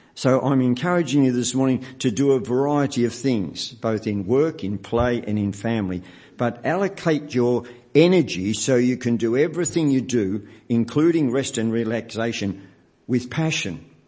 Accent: Melbourne, Victoria, Australia; Nancy and I grew up in the West

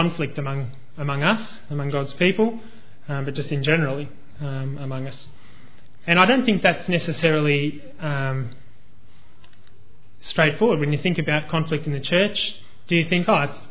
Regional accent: Australia

